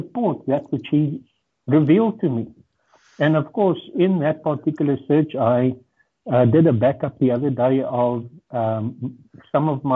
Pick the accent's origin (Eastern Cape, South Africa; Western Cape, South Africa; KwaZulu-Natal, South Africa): KwaZulu-Natal, South Africa; Durban; English is a second language; I grew up in Durban, and that gives me or gave me the ability to communicate in English fairly well